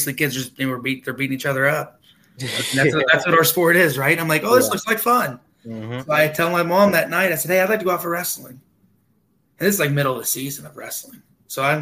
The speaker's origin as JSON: {"language": "English", "town": "Parkersburg", "region": "West Virginia", "country": "United States", "tie": "born or raised there", "also_born_or_lived": "Chicago / Wood County", "said": "I was originally born in Chicago. I transferred to West Virginia when I was real young and kind of basically grew up here in the state of West Virginia. Grew up in Work County originally and then transferred into Parkersburg."}